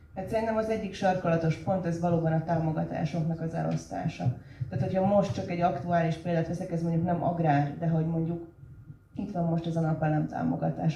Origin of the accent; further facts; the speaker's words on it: Budapest, Hungary; moved away as an adult; a Budapest iránt, ahol felnőttem